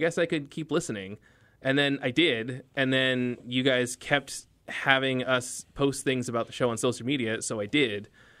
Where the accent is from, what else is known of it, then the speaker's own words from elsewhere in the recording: East Coast, United States; And I did grow up on the East Coast